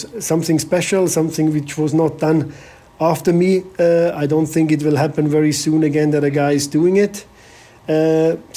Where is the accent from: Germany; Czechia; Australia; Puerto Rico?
Germany; Bavaria; moved away as an adult; also born or lived in Malaysia / England; I'm from Bavaria